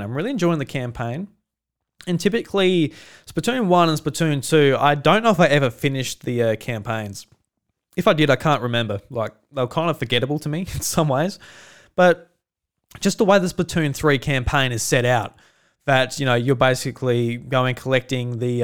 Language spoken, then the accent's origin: English; Australia; I'm Australian